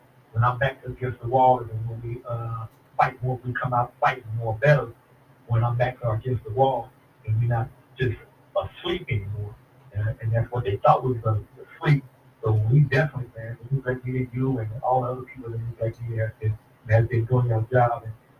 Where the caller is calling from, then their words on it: Dallas, Texas, United States; calling from Dallas, Texas.